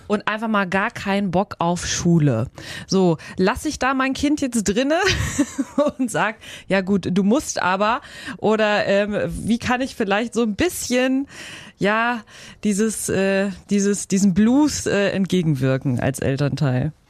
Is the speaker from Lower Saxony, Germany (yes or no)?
no; Schleswig-Holstein, Germany; hier bei uns in Schleswig-Holstein